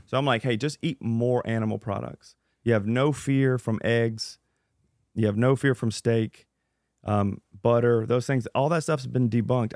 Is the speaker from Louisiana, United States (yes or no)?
yes; Louisiana, United States; I'm from Louisiana.